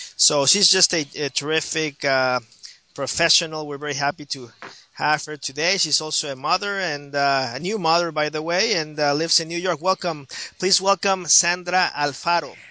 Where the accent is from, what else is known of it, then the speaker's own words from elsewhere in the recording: Mexico; now in United States; a bicultural Latino myself from uh, from Mexico